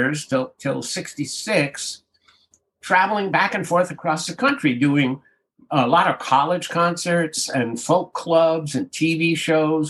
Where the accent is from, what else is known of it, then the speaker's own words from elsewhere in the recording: Hawaii, United States; moved away as an adult; We came from Hawaii